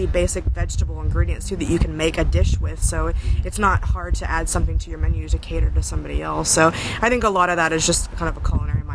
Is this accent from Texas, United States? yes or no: yes; Houston, Texas, United States; also born or lived in Maryland; now in Austin, United States; we're actually both from Houston